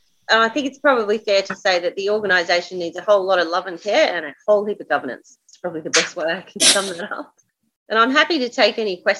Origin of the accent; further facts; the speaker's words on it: Queensland, Australia; moved away as an adult; I come from Queensland, so I've relocated to New South Wales with my family.